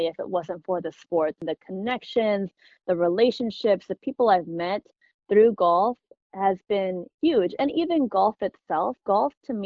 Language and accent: English; Illinois, United States; I was born and raised in Illinois